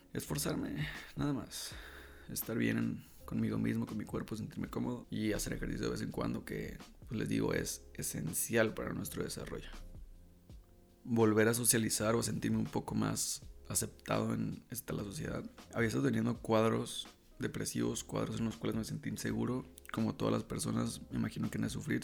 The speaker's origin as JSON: {"language": "Spanish", "town": "La Paz", "region": "Baja California Sur", "country": "Mexico", "also_born_or_lived": "Monterrey", "moved": "yes", "lives_now": "Querétaro, Mexico", "said": "soy de La Paz, Baja California"}